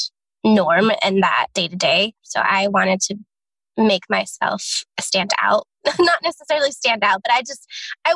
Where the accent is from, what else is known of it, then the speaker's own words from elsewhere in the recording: Santa Clarita, California, United States; also born or lived in San Diego, California; I come from Santa Clarita, California, so like Six Flags area